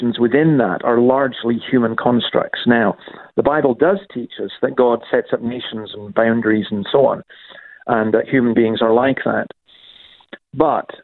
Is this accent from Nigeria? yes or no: no; Scotland, United Kingdom; I'm quite proud of my own background. I'm Scottish